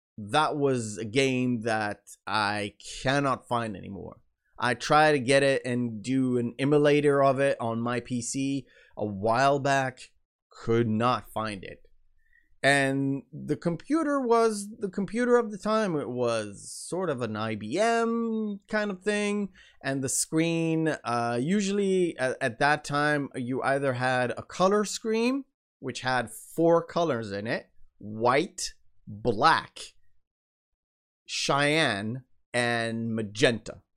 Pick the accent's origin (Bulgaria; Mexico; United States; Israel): Israel; accent: American; English is a second language; I was born in Israel